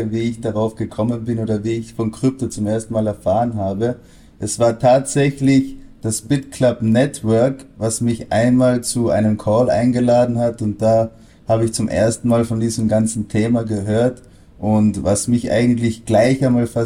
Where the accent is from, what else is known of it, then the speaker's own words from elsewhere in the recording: Austria; Mein Hochdeutsch ist nicht das Beste, weil ich bin in Österreich aufgewachsen, bin natürlich auch halb Deutscher, aber ursprünglich, wie ihr an meinen Namen schon erkennen könnt, bin ich Franzose